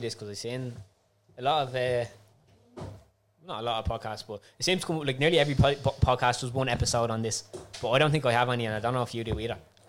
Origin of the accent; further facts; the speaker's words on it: Ireland; also born or lived in France; I'm actually from Ireland.